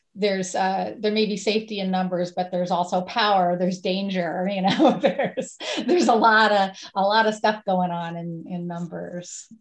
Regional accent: Woodstock, New York, United States; my hometown on November 5th um, in Woodstock, New York.

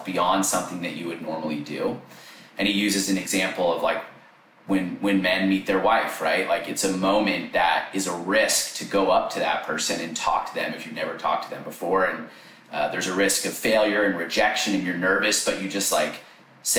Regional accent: Sacramento, California, United States; I grew up in Northern California, so Sacramento area.

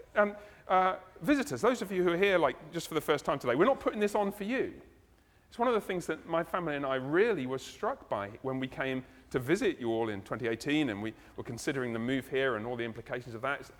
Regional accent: United Kingdom; I'm British

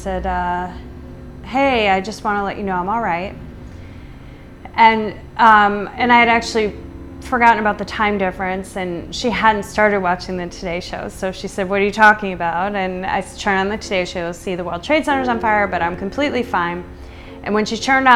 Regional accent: United States; also born or lived in New York City; as an American

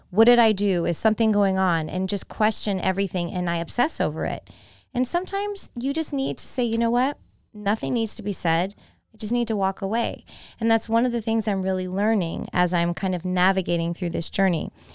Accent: San Jose, California, United States; moved away as an adult; also born or lived in Florida; now in Tampa, United States; my hometown of San Jose, California

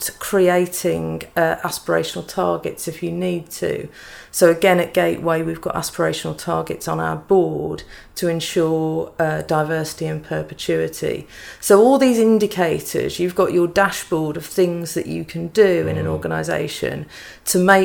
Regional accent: Black Country, West Midlands, United Kingdom; I'm from the Black Country too

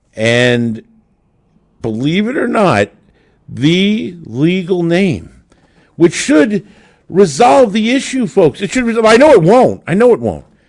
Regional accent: Monmouth County, New Jersey, United States; I grew up born and raised in Monmouth County

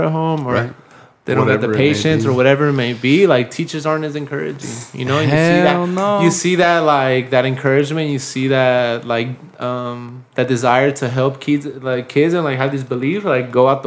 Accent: Pasadena, California, United States; growing up in Pasadena

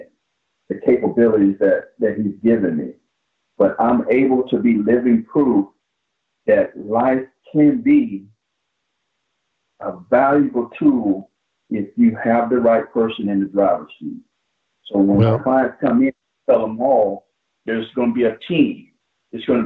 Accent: Plant City, Florida, United States; the kid that was growing up in Plant City

